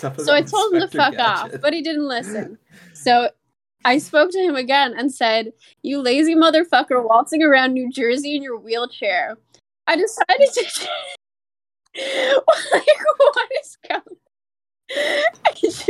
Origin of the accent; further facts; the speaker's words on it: Canada; I'm Canadian.